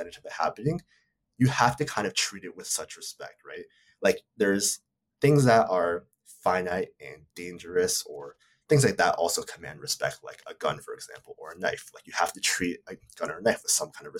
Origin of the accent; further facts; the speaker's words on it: Canada; I'm Japanese Canadian. I'm living in Canada right now